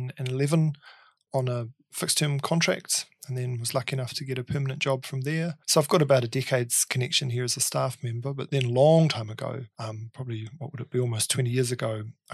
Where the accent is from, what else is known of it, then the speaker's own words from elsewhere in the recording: Dunedin, Otago, New Zealand; moved away as an adult; also born or lived in Melbourne / Tokyo; now in Wellington, New Zealand; Well, I was born in Dunedin. I grew up in Dunedin and did my undergraduate study at the University of Otago.